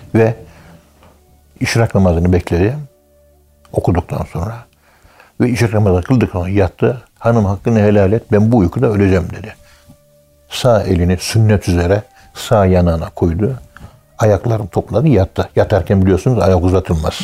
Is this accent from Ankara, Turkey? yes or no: yes; Ankara, Turkey; Ankara'nın bir tek Kayabaşı mahallesinde küçükken ben 1951 doğumluyum